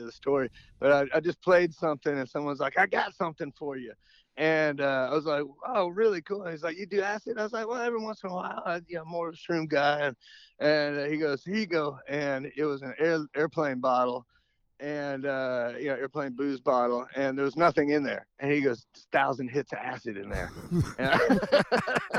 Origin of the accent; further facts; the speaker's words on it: Atlanta, Georgia, United States; I grew up in Atlanta, north of Atlanta, and I went to North Springs High School